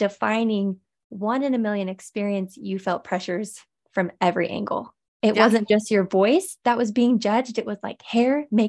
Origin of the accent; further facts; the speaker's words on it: Utah, United States; It's like, well, Carmen's from Utah and I'm from Utah.